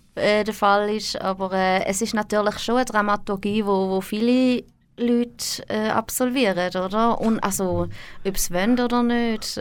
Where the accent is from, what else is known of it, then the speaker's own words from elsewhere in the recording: Thurgau, Switzerland; moved away as an adult; now in Zurich, Switzerland; Ich bin in Reichlingen aufgewachsen, im Thurgau.